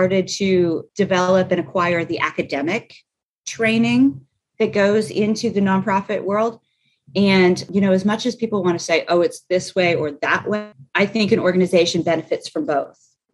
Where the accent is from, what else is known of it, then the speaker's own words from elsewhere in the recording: Pennsylvania, United States; now in Nashville, United States; I'm a Yankee, I'm from Pennsylvania